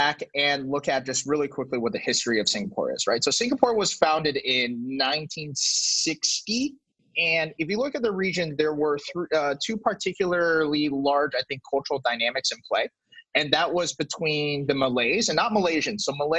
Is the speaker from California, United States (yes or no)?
yes; California, United States; for, you know, 27 years of my life, I was born and raised in California.